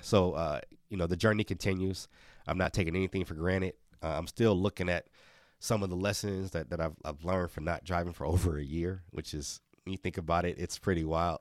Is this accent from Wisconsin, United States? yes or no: yes; Milwaukee, Wisconsin, United States; moved away as an adult; Marquette, which is right in Milwaukee, my hometown